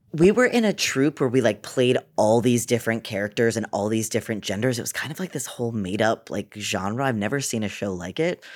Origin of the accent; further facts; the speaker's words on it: Cape Cod, Massachusetts, United States; also born or lived in Boston; I'm from Boston. I grew up on the Cape, though, on Cape Cod